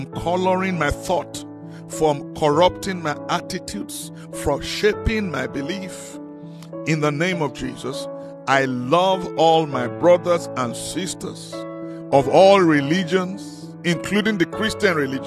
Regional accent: Nigeria; now in South Africa; I come from Nigeria originally.

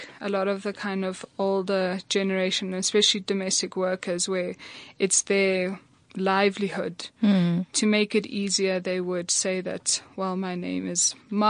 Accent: Johannesburg, Gauteng, South Africa; also born or lived in Netherlands / Pretoria; I grew up in Gauteng. I went to school in Johannesburg, but my family's house was in Pretoria.

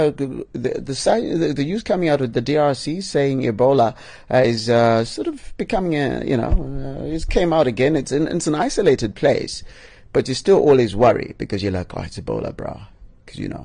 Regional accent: Bulawayo, Zimbabwe; I'm from Bulawayo

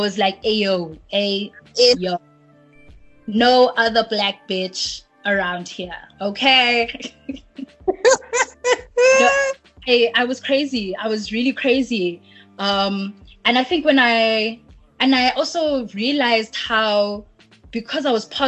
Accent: Cape Town, Western Cape, South Africa; I'm from Cape Town

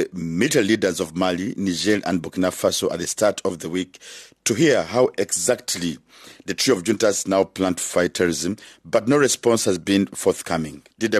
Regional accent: Rwanda; I come from Rwanda.

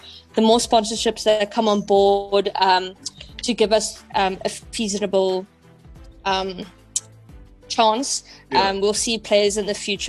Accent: Hillcrest, KwaZulu-Natal, South Africa; I'm from Durban, from a town called Hillcrest.

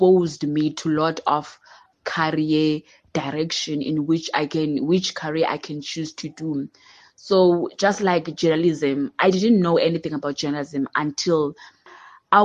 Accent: Grahamstown, Eastern Cape, South Africa; I'm from Yarrow Farm in Seven Fountains, outside Grahamstown

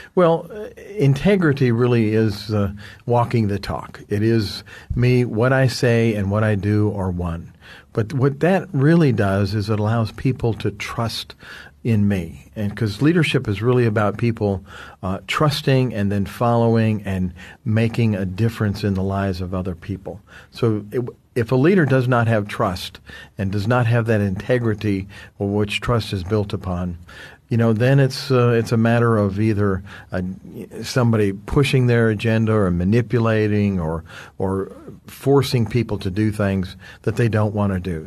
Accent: United States; from the United States. I'm here in South Africa

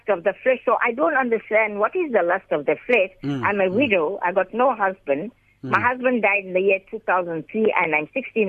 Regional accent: Durban, KwaZulu-Natal, South Africa; I'm from Durban

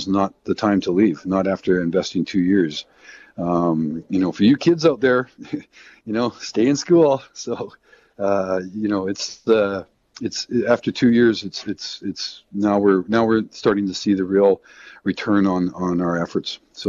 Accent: Canada; I just don't feel, as a Canadian right now, that the job's done.

